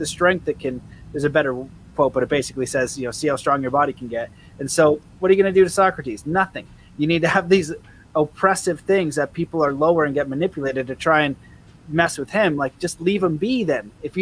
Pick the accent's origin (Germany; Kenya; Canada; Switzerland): Canada; I'm Canadian